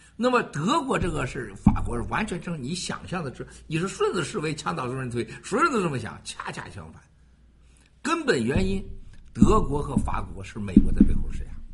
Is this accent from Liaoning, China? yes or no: no; Shandong, China; moved away; 山东我老家